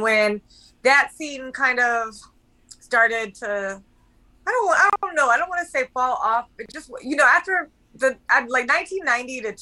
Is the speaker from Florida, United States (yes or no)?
yes; Tampa, Florida, United States; moved away; also born or lived in Atlanta; I grew up in Tampa